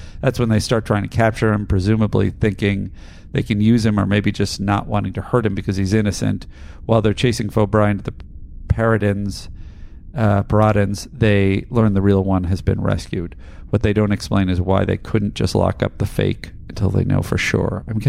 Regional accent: Adelaide, South Australia, Australia; but I'm also from Australia's big country town of Adelaide. I can confirm that we definitely have a unique provincial dialect, which is a little more posh than our eastern counterparts

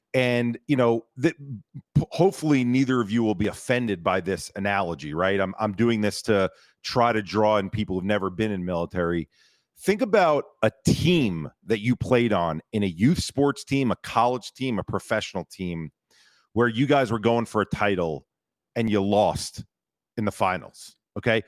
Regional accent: United States; me as an American

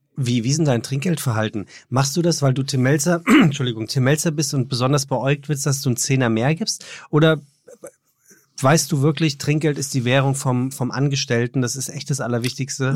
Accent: Frankfurt am Main, Hesse, Germany; als Frankfurter

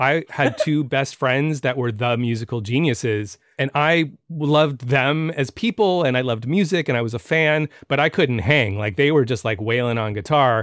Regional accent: San Francisco, California, United States; moved away; also born or lived in New York; I'm from San Francisco

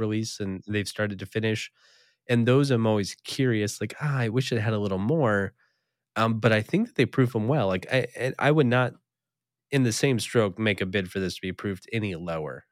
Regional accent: East Coast, United States; moved away; I did spend a number of years growing up on the East Coast

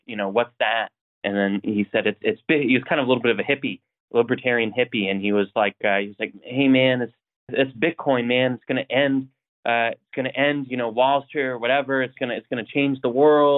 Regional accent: Coeur d'Alene, Idaho, United States; I grew up in Idaho, North Idaho, and Coeur d'Alene

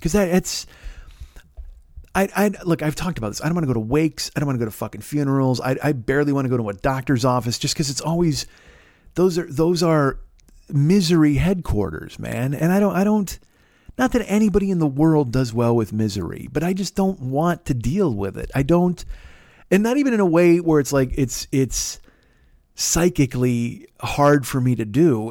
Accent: Chicago, Illinois, United States; I'm from Chicago

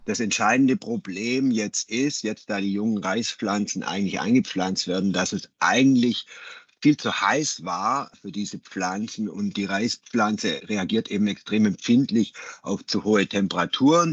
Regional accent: Germany; bei uns in Deutschland

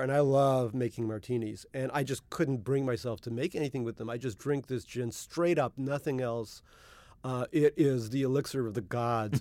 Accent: New York City, New York, United States; also born or lived in Russia (Soviet Union); I grew up in Eastern Queens Little Neck, Queens

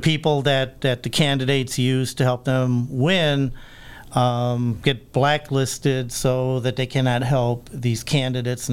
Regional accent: Chicago, Illinois, United States; now in Chicago suburbs, United States; I grew up around Lincoln Fullerton Halstead, the old 43rd

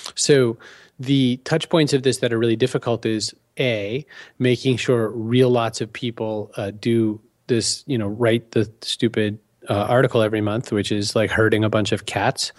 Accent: Maine, United States; moved away; I said, "Maine originally."

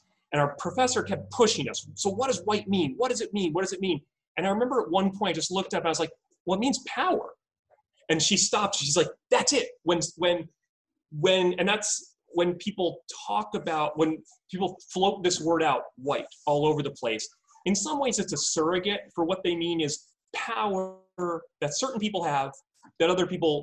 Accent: outside of New York City, United States; I grew up outside of New York City

